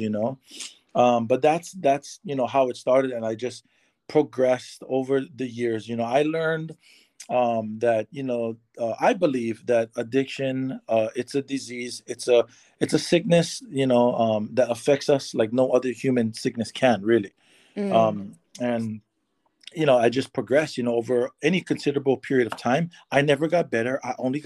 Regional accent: Waimea, Hawaii, United States; moved away as an adult; now in California, United States; I am originally from the Big Island of Hawaii. I grew up there my whole life.

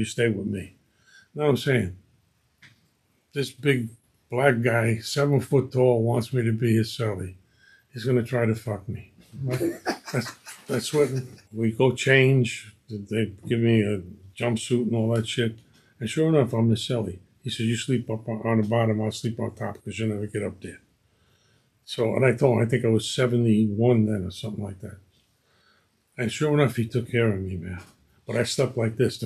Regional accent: New York City, New York, United States; also born or lived in Howard Beach, Queens; I was born and raised on Newlands Avenue and Ashford Street, right the last stop on the IRT. And I lived there until I went to high school

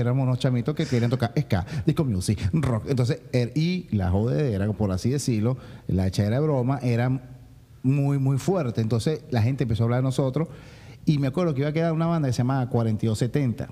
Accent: Venezuela; moved away as an adult; somos muy venezolanos en, el fondo

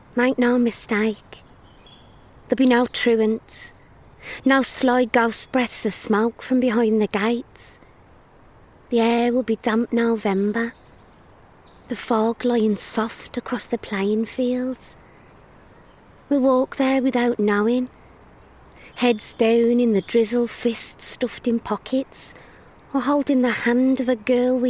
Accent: Black Country, West Midlands, United Kingdom; I grew up in the Black Country.

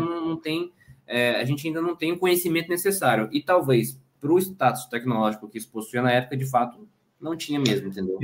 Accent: Espírito Santo, Brazil; moved away as an adult; now in Pernambuco, Brazil; eu nasci e cresci no Espírito Santo. Eu sou capixaba

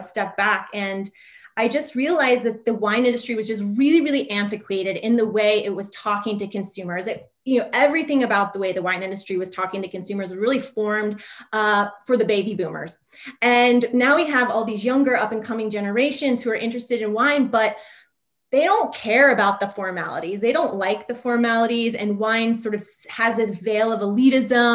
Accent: Midwest, United States; moved away as an adult; also born or lived in New York City; I grew up in the Midwest, small town, USA, but made my way to New York City upon graduating from college

